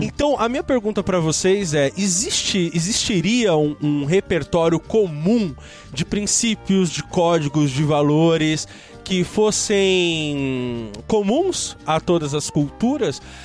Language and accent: Portuguese; Brazil; nós, enquanto brasileiros